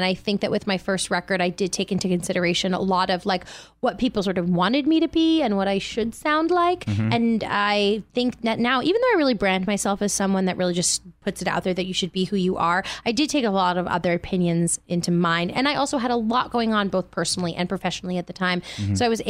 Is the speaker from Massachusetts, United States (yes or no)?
no; Manhattan, New York, United States; also born or lived in Bronx; Manhattan. I was born in the Bronx and then I worked on Broadway my whole life.